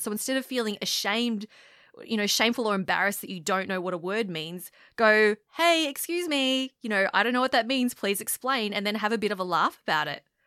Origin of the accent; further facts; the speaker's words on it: Australia; I grew up in Australia